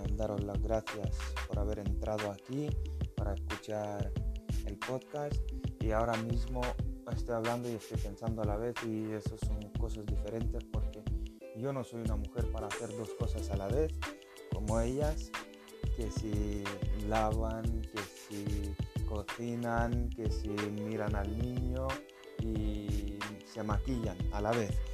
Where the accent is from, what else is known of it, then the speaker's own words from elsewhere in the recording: Lithuania; Spanish is a second language; also born or lived in Spain; now in Norway; yo soy lituano, eh, vive en Noruega, bueno, trabajo en Noruega